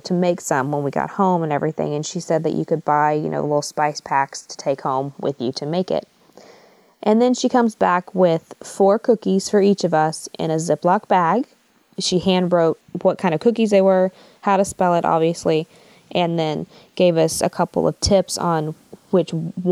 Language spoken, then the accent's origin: English; United States; as an American